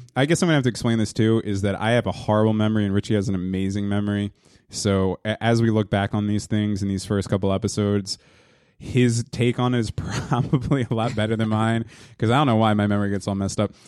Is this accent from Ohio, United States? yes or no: no; Hazlet, New Jersey, United States; also born or lived in Wildwood, New Jersey / Yonkers / Staten Island; Finally came to Hazlitt, New Jersey, um, uh, in, uh, nineteen eighty-three when I was three years old